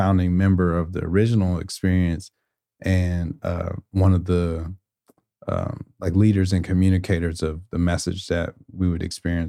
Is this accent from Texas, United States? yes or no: yes; Houston, Texas, United States; I was a DJ for a faith-based organization that was spinning out of the church that I grew up in Houston